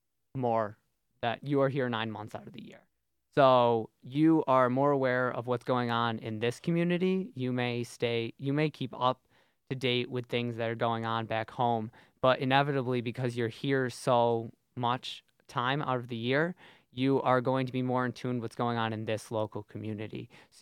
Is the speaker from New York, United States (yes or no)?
yes; Syracuse, New York, United States; moved away as an adult; now in Binghamton, United States; I'm from Syracuse